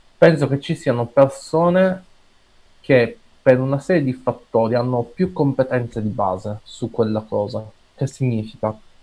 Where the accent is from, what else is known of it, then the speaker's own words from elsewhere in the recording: Piazza Armerina, province of Enna, Sicily, Italy; in Italia, nel mio paesino, Piazza San Merino, in provincia di Enna